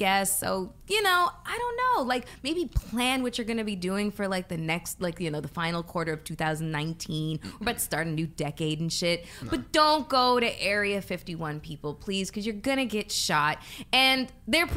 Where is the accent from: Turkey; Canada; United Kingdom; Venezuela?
Canada; moved away; I'm Canadian.